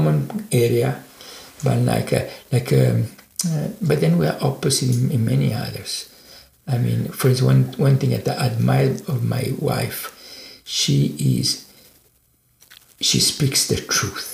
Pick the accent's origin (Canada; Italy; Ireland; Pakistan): Italy; now in United States; I was born and raised in Italy